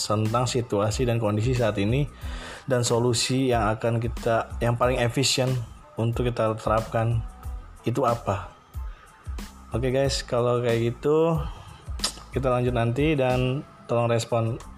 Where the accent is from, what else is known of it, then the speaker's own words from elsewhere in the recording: Tanjung Priok, Jakarta, Indonesia; gua dari Priuk, dimana daerah Priuk itu adalah paling ujungnya utara, Jakarta Utara tepatnya, dan itu di pesisir pantai.